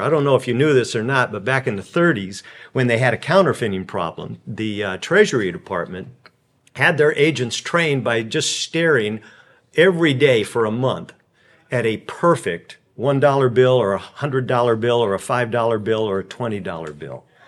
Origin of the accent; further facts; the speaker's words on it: California, United States; I come from California